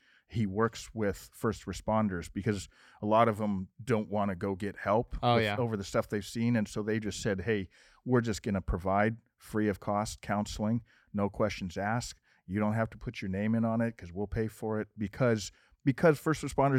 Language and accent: English; Montana, United States; now in Phoenix, United States; we're from Montana originally, and when we moved down here